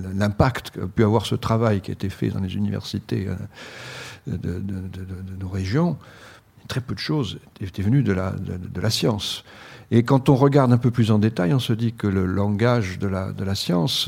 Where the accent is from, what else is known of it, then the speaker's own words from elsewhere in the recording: Bordeaux, Nouvelle-Aquitaine, France; moved away; ma région d'origine, à Bordeaux